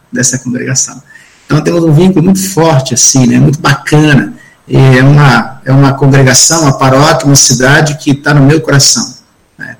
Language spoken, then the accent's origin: Portuguese; Espírito Santo, Brazil; eu sou capixaba, sou do Espírito Santo